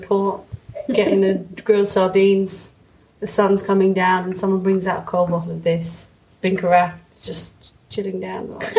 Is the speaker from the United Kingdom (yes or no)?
yes; England, United Kingdom; said that for us because we're English